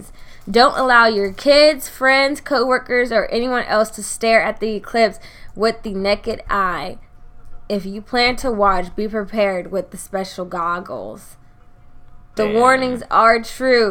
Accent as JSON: {"language": "English", "country": "United States", "tie": "born or raised there", "said": "I was born here. I'm a citizen"}